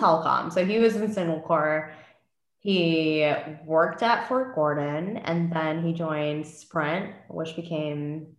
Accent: Yongsan, Seoul, South Korea; born there; And I was born in Korea.

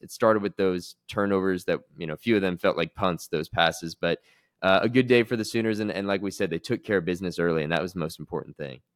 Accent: New York, United States; moved away; I grew up in New York, what, in, like, the early two thousands

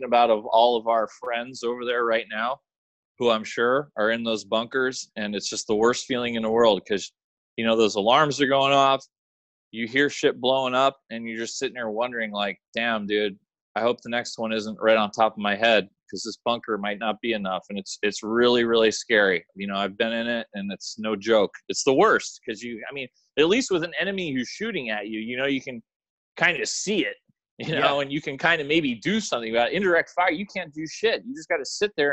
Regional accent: United States; I was born in the United States

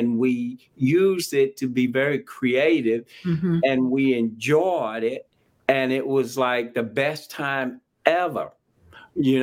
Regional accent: Jackson, Mississippi, United States; I grew up in a little town called Jackson, Mississippi, capital of the state of Mississippi

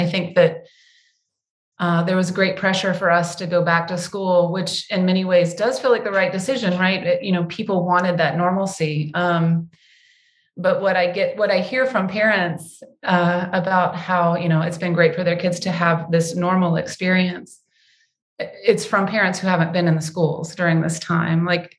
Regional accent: the South, United States; This is probably because I'm a Southerner, so the storytelling is part of my blood.

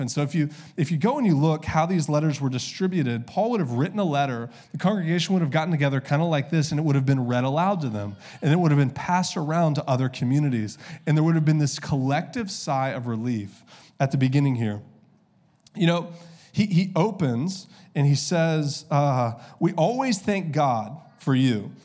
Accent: the South, United States; I grew up in the South

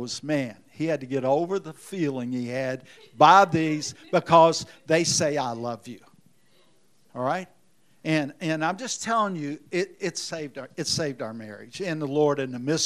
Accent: Indiana, United States; now in Memphis, United States; I'm from Indiana

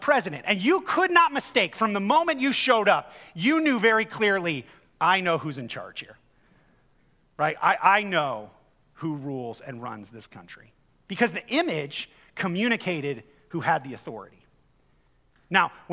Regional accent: United States; I grew up in America

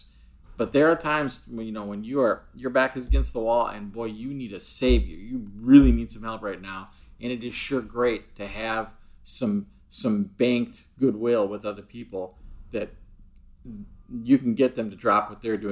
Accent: United States; I'm obviously an American

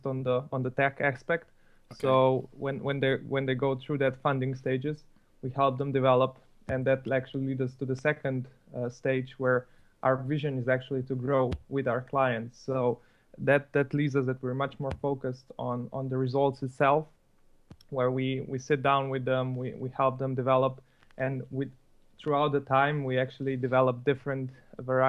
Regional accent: Slovenia; I also grew up similarly as Lina in the same city in Slovenia

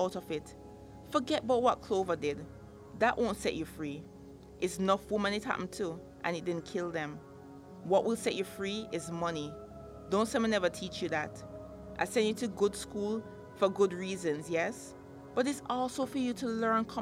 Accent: Jamaica; moved away; I'm Jamaican

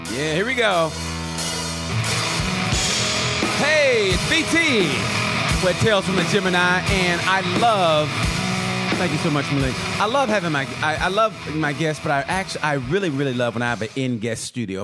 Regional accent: Oklahoma, United States; now in Indiana, United States; I'm originally from Oklahoma

